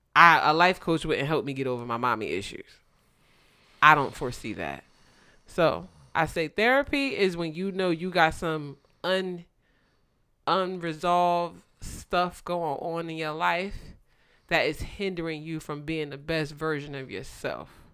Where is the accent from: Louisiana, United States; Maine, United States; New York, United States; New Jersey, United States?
New Jersey, United States; moved away; I grew up in Jersey, and I'm so happy I grew up in Jersey